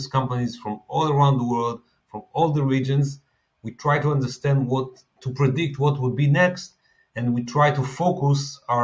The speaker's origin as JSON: {"language": "English", "town": "Tel Aviv", "region": "Tel Aviv District", "country": "Israel", "tie": "born or raised there", "said": "I'm based in Tel Aviv. I was born in Tel Aviv"}